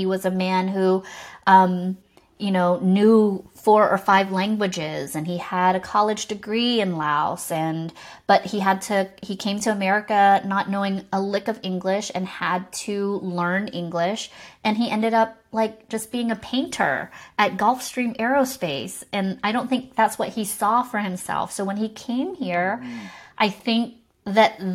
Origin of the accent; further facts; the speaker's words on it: Savannah, Georgia, United States; accent: Southern; I was born and raised in Savannah, Georgia, and my parents were immigrants